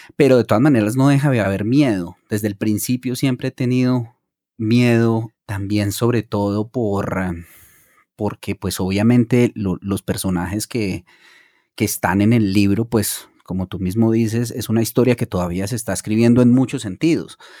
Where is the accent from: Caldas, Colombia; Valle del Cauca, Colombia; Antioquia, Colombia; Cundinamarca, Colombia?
Caldas, Colombia; Manizales; moved away as an adult; also born or lived in Bogotá; más en una cultura paisa como de la que yo vengo, yo nací en Manizales